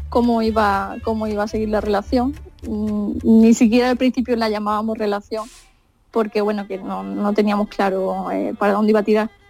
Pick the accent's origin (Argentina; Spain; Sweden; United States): Spain; Andalusia; la verdad es que tres de mis compañeros ya han ido incluso a Huelva han estado no directamente en mi pueblo, pero han estado en Doñana